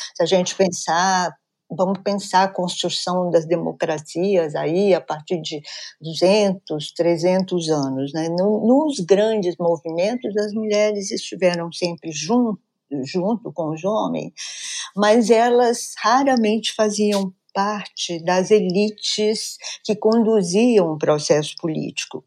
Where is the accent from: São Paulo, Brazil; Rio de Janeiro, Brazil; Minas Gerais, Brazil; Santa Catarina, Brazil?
Minas Gerais, Brazil; Sou mineira de nascimento